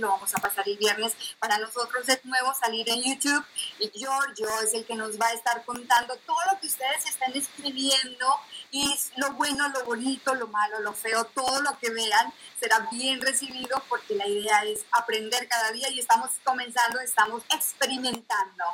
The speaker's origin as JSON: {"language": "Spanish", "country": "Colombia", "moved": "yes", "lives_now": "Netherlands", "said": "yo soy de Colombia, pero soy de provincia"}